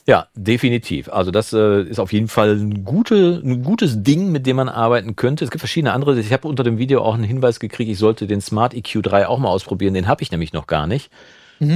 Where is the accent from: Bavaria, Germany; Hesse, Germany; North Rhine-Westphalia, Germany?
North Rhine-Westphalia, Germany; Münsterland; bei uns in Münsterland